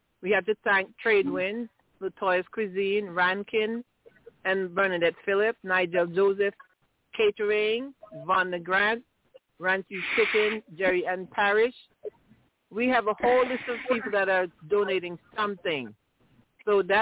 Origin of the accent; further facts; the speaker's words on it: Antigua & Barbuda; I grew up in Villa, and I went to Princess Margaret Secondary School